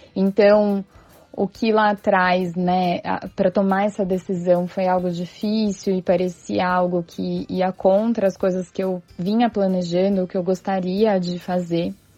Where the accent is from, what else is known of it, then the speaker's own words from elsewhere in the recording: São Paulo, Brazil; also born or lived in Santos; Eu fiz faculdade em Santos e sou de São Paulo